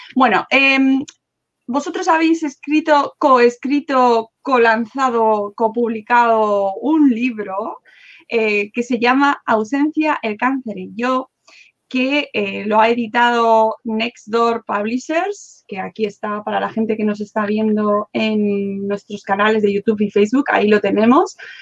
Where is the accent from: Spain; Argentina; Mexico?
Spain; Madrid, Community of Madrid; yo soy de Madrid, pero claro, vivía en mi casa